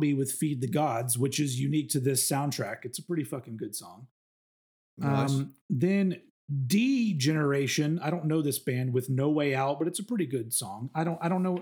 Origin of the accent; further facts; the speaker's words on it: the South, United States; growing up in the South in that time period